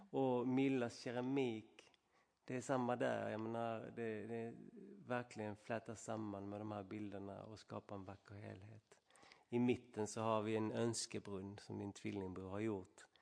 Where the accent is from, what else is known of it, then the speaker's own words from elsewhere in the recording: Sweden; långt borta från alla vänner och familj och allt det trigga hemma i Sverige